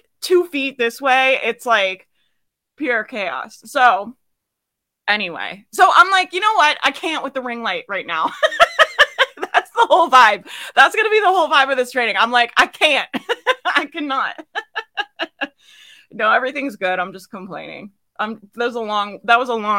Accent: Jacksonville, Florida, United States; I grew up in Jacksonville. It's, yeah, that's the Florida life, man

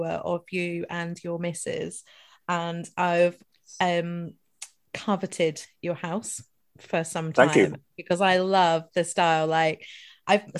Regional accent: Dundee, Scotland, United Kingdom; Dundee's my hometown

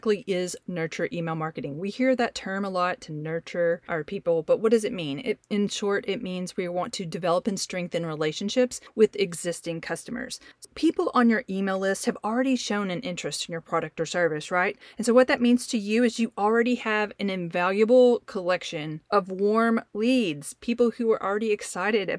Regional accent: the South, United States; you can tell probably from my voice that I'm from the South, and so we use y'all very often in our conversations

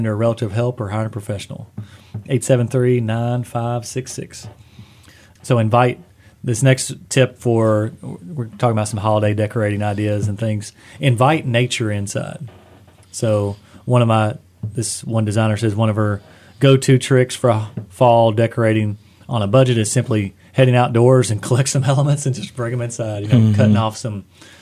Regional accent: Eastern Kentucky, United States; growing up in Eastern Kentucky

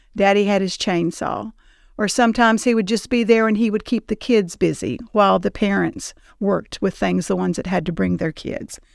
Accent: Tullahoma, Tennessee, United States; I grew up in Tullahoma. Um, we moved there when I was twelve years old.

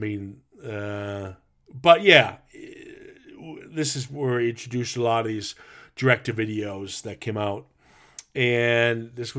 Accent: Minnesota, United States; I grew up in the Midwest. Yeah. So Minnesota wasn't going to.

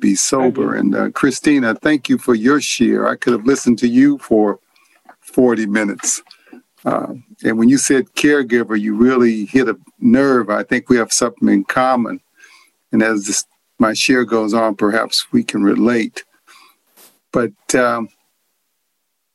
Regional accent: California, United States; also born or lived in New Orleans, Louisiana; I was born in New Orleans, but we came to California when I was 7

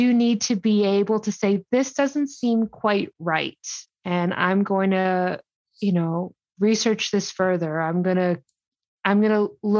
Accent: Canada; I'm Canadian.

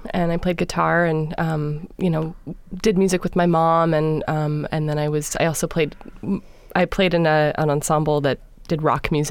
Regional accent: Los Angeles, California, United States; first language English; I grew up in Los Angeles, California.

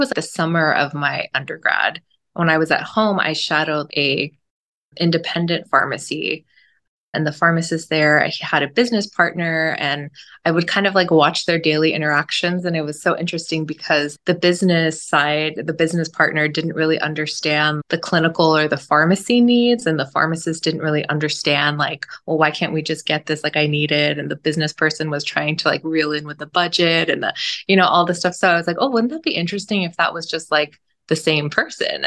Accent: Southern California, United States; also born or lived in Stockton; I was born and raised in SoCal.

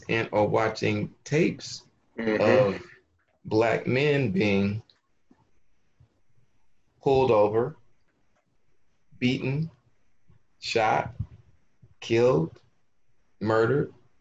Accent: Los Angeles, California, United States; I grew up in South Los Angeles

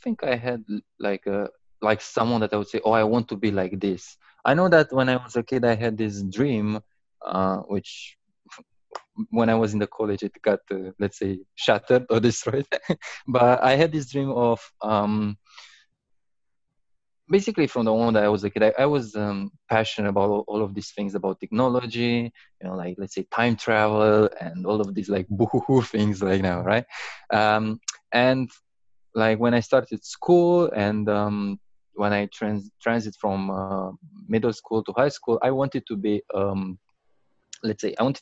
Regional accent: Romania; I'm originally from Romania

